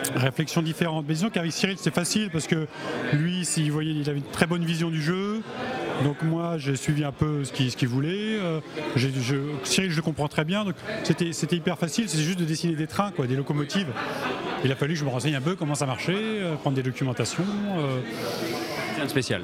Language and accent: French; Paris, Île-de-France, France; les bureaux sont à Paris, comme je suis parisien